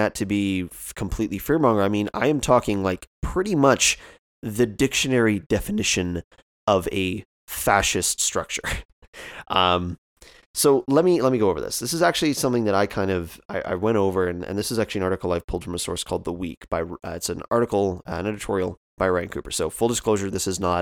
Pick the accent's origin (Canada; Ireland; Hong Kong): Canada; as a Canadian